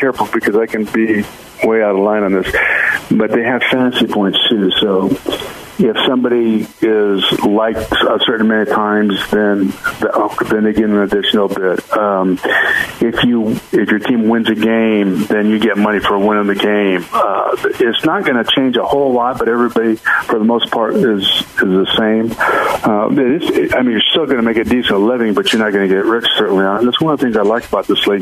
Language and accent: English; San Diego, California, United States; I grew up on football in San Diego, Aztec football, San Diego State, the Chargers.